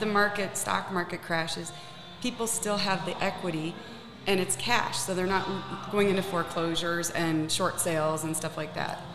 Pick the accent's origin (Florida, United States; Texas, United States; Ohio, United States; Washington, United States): Florida, United States; Naples; I grew up in the Savoy. I grew up in a high rise on the beach, and it was a European building.